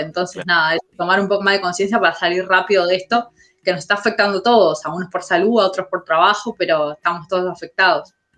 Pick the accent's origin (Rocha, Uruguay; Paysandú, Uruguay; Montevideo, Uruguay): Montevideo, Uruguay; soy de La Teja